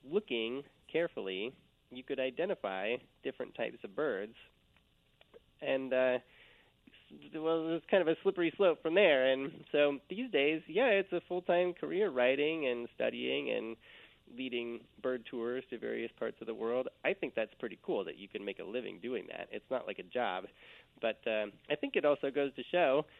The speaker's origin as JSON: {"language": "English", "town": "Eugene", "region": "Oregon", "country": "United States", "tie": "born or raised there", "said": "Just outside of Eugene, Oregon"}